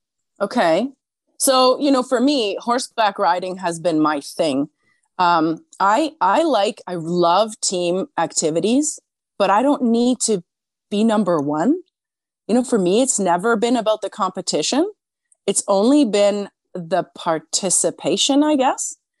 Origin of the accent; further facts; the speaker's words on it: Switzerland; now in Canada; So in my country of origin in Switzerland, I'm like, I can feel it. I'm the Canadian. But here in Canada, I feel very Swiss a lot of the time.